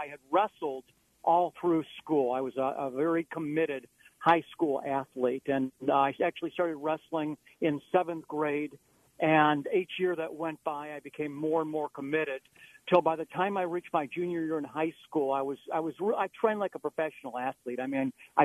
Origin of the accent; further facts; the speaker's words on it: Beachwood, Ohio, United States; I grew up in an eastern suburb of Cleveland called Beechwood, Ohio